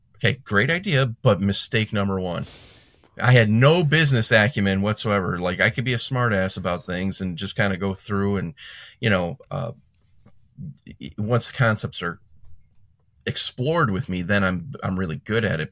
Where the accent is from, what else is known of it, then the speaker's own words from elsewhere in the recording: Calumet City, Illinois, United States; I grew up in Cal City, Calumet City